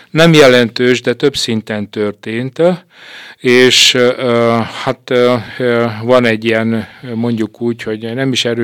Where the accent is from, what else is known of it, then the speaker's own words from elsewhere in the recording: Székely Land, Romania; Én úgy látom, és természetesen székelyként úgy gondolom, hogy alapvetően fontos.